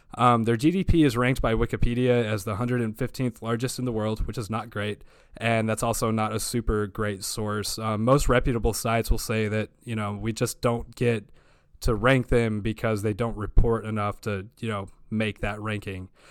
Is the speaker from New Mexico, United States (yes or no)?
yes; Hobbs, New Mexico, United States; my hometown of Hobbs, New Mexico